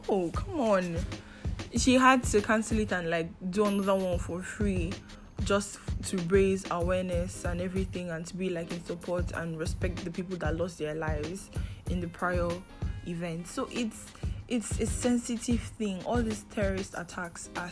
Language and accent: English; Nigeria; I am in Nigeria. I'm a Nigerian, and for my international listeners, I am a Nigerian, and living in Nigeria hasn't been easy for a youth like me